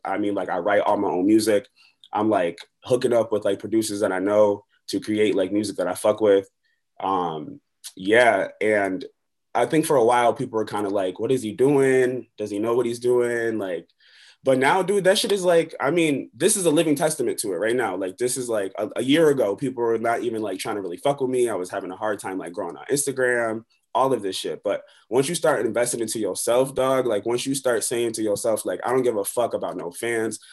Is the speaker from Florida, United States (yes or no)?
no; Buffalo, New York, United States; also born or lived in Long Beach, California; I'm from Long Beach, California, but I grew up in Buffalo, New York.